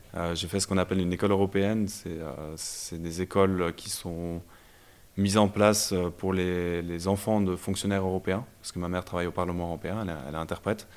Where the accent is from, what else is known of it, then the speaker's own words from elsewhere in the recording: Brussels, Brussels-Capital Region, Belgium; moved away as an adult; also born or lived in Lausanne, Switzerland / Fribourg, Switzerland; now in Switzerland; je suis originaire de Bruxelles en Belgique. Donc j'ai grandi là-bas et euh, quand j'ai eu 18 ans, je suis venu en Suisse pour faire les études